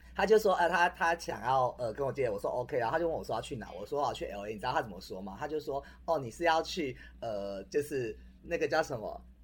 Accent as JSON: {"language": "Chinese", "country": "Taiwan", "said": "我们其实台湾人"}